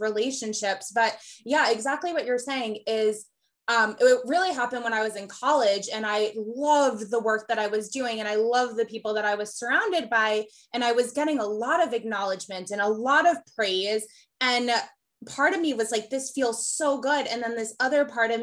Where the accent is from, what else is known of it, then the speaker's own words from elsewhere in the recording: Metro New York, United States; growing up in Metro New York in a very progressive area